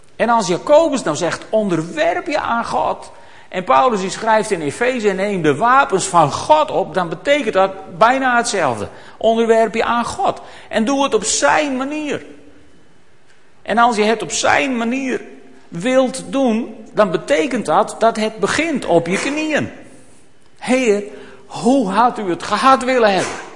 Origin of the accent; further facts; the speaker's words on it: Netherlands; wij dan als Nederlanders